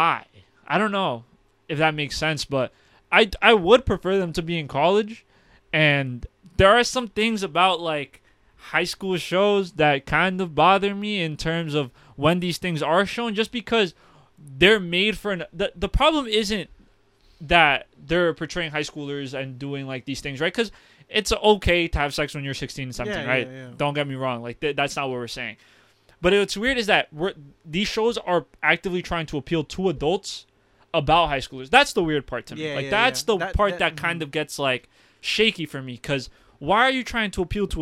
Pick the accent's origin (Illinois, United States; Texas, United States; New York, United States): New York, United States; New York City; We're from Gotham. We went to a Gotham public school